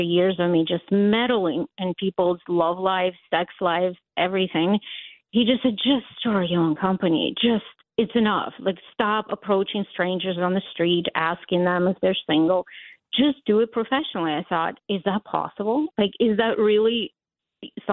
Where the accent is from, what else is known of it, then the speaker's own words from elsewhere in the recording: Latvia; English is a second language; also born or lived in Ukraine; now in United States; I was born in Ukraine, but we lived in the Baltics in Latvia